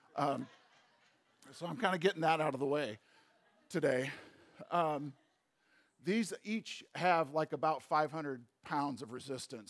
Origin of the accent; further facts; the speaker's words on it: St. Louis, Missouri, United States; moved away; I grew up in St. Louis.